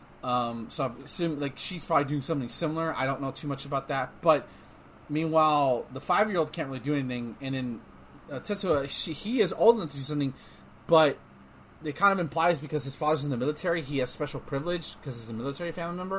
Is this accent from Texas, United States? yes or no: yes; Texas, United States; growing up in school. Nope. Especially down here in Texas